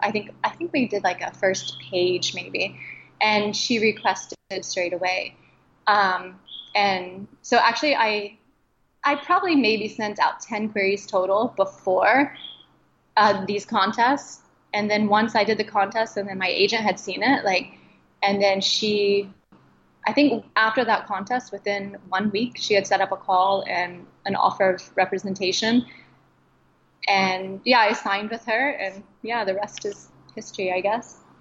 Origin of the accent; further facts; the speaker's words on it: Midwest, United States; growing up in the Midwest, you know, you've got a pretty monochromatic group of friends